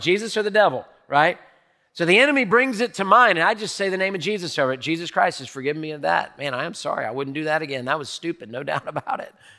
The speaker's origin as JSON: {"language": "English", "country": "United States", "tie": "born or raised there", "said": "I grew up in America"}